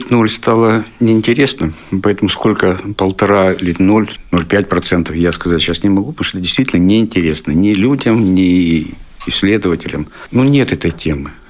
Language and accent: Russian; Siberia, Russia; Сибиряк тоже. Я сибиряк.